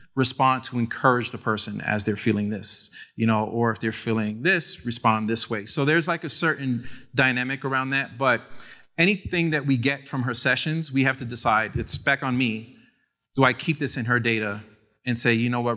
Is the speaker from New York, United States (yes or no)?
yes; New York City, New York, United States; I grew up in the Lower East Side, New York City